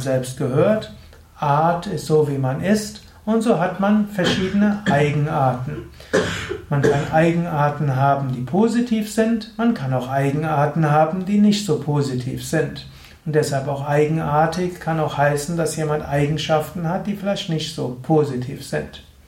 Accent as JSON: {"language": "German", "town": "Gensingen", "region": "Rhineland-Palatinate", "country": "Germany", "said": "aus Gensingen, das ist der Ort, wo ich herkomme"}